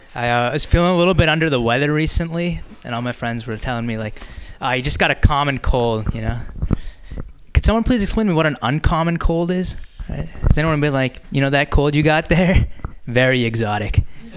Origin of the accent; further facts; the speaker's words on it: India; now in United States; go back to Pakistan. And I'll be like, actually, I'm Indian.